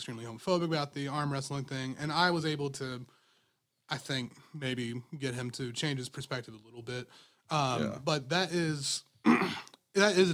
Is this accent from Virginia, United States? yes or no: yes; Virginia, United States; moved away as an adult; now in Georgia, United States; I'm from Virginia, and, like, you know, I've been in Georgia for about 4 years